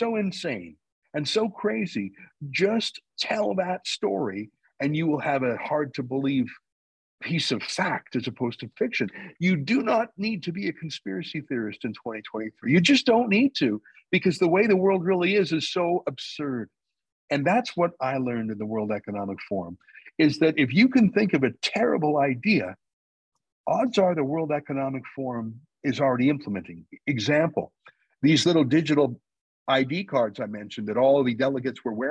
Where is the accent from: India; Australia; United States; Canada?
Canada; I'm a Canadian